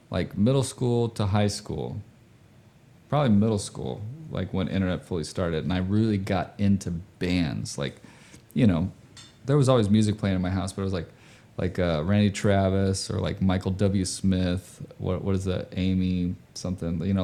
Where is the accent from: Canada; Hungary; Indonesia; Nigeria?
Indonesia; So I grew up overseas, right? I grew up in Indonesia